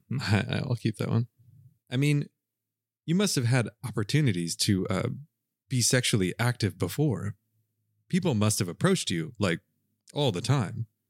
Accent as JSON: {"language": "English", "area": "Southern US", "region": "Southern United States", "country": "United States", "accent": "Southern", "said": "Southerners don't really do a very good job of differentiating between I and E, which is why we say pen, pen"}